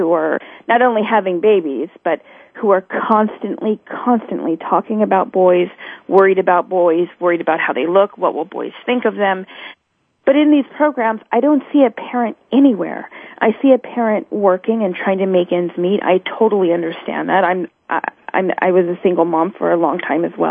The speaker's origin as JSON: {"language": "English", "area": "San Francisco Bay Area", "region": "California", "country": "United States", "tie": "born or raised there", "said": "I grew up in San Francisco Bay Area"}